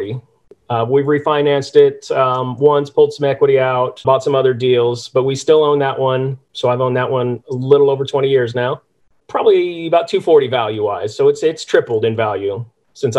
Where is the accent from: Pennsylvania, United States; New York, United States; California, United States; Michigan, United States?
California, United States; moved away as an adult; now in Norfolk, Virginia, United States; I grew up in California area around rentals.